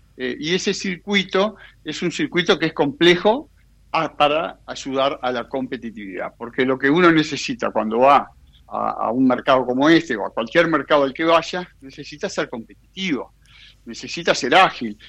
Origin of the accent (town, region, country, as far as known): Uruguay